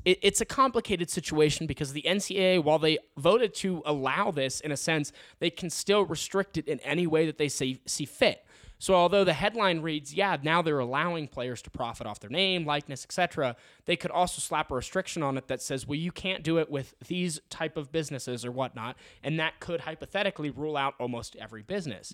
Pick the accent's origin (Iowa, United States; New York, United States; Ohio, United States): Ohio, United States; moved away as an adult; now in Colorado, United States; I'm actually from Ohio